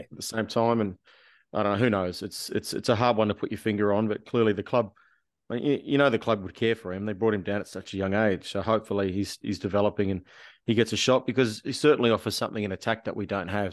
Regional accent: Canberra, Australian Capital Territory, Australia; growing up in Canberra playing rugby league

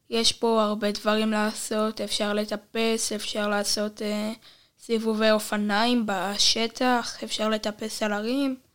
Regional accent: Mitzpe Ramon, Southern District, Israel; אה, לא, נולדתי במרכז, משם עברתי למצפה רמון

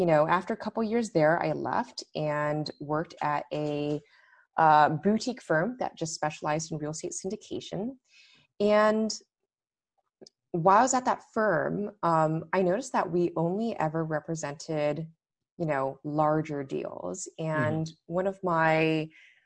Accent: Los Angeles, California, United States; moved away as an adult; also born or lived in London / Washington, D.C.; LA, which is where I'm originally from

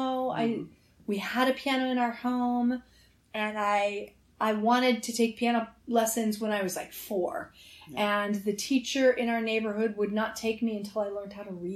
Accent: Denver, Colorado, United States; I was brought up in Denver, Colorado

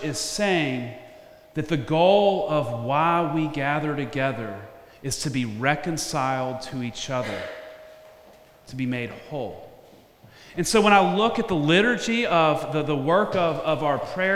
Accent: Memphis, Tennessee, United States; moved away; I went to my hometown of Memphis

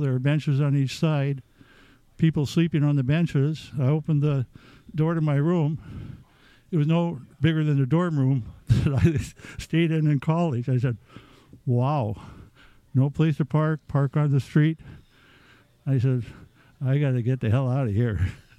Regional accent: Marquette, Michigan, United States; moved away as an adult; also born or lived in Houghton, Michigan; now in Minnesota, United States; I grew up in Upper Michigan, born and raised in Marquette on the south shore of Lake Superior. And I went to college at Michigan Tech. And after Michigan Tech is when I came to Minnesota

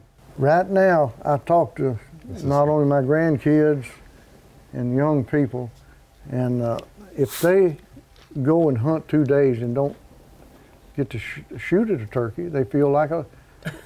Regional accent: Land Between the Lakes, Kentucky, United States; I was born and raised in Land Between the Lakes

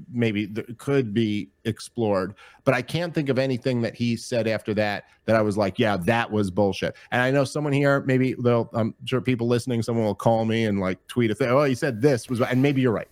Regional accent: United States; as an American

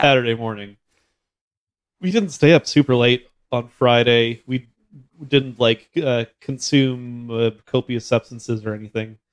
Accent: Red River Valley, Manitoba, Canada; grew up in the Red River Valley

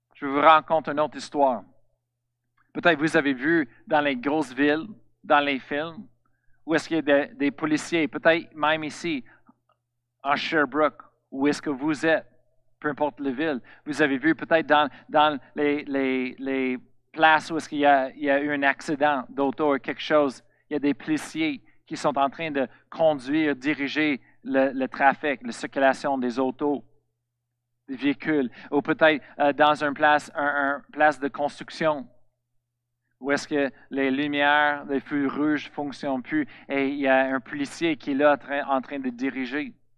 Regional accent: Colorado, United States; French is a second language; moved away; Je viens de Colorado, aux États-Unis.

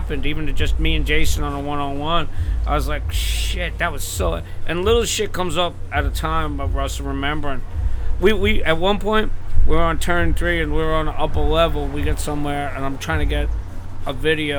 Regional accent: West Islip, New York, United States; I'm from West Islip, New York, Long Island

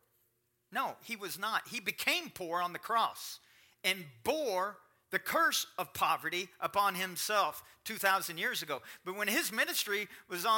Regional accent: Kentucky, United States; I'm from Kentucky

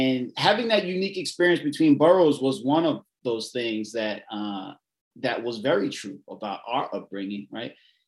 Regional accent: New York City, New York, United States; I'm from Southeast Queens, raised in St. Albans, Jamaica, Hollis area, you know, Cambria Heights. That whole area has a lot of Caribbean influence.

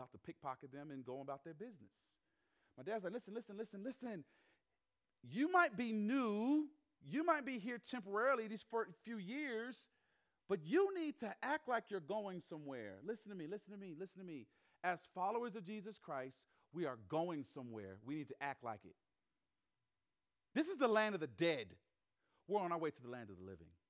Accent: the South, United States; moved away as an adult; also born or lived in Chicago, Illinois; I'm from the South. My parents are from the Northeast. My mom's from Philly. My dad's from Jersey. They're city people living down South

